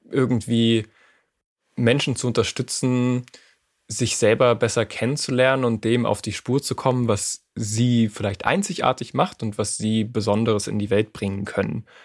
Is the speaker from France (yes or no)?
yes; France; born there; ich bin in Frankreich geboren.